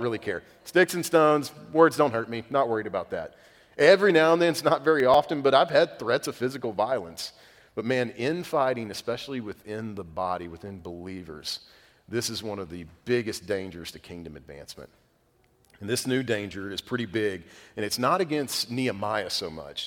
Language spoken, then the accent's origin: English; United States; being American